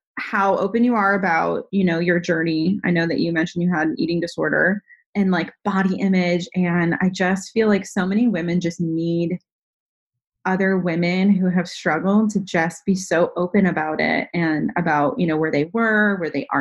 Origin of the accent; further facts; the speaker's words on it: Northeast, United States; I grew up in the Northeast